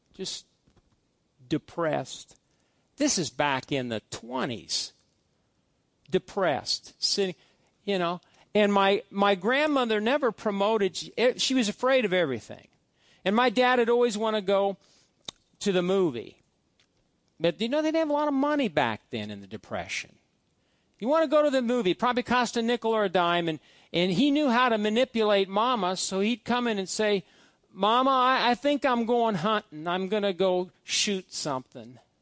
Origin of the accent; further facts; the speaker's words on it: Fairbury, Nebraska, United States; one area of my hometown is, is, is made out of these cement blocks